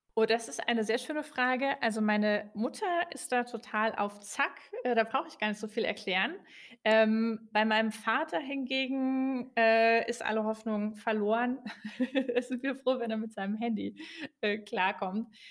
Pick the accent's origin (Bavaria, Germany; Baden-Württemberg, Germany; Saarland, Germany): Saarland, Germany; Saarbrücken; moved away as an adult; also born or lived in Switzerland; now in Berlin, Germany; Ich komme von der französischen Grenze, äh, aus dem Saarland